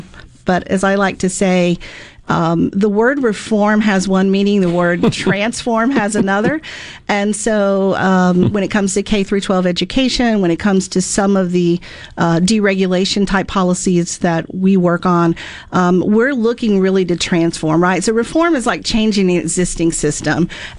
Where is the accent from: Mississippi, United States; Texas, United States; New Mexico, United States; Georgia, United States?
Mississippi, United States; also born or lived in Florida; back at after a few years in Florida and back in Mississippi, my home state